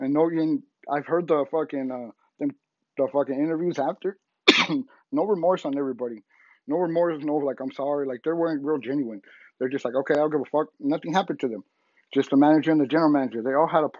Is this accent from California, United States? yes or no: yes; San Diego, California, United States; born and raised in San Diego